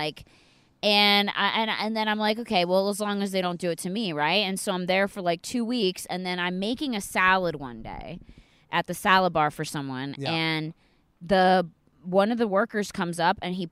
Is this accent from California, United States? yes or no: no; Perkasie, Pennsylvania, United States; now in Los Angeles, United States; I grew up in a town outside of Philadelphia called Perkasie, Pennsylvania.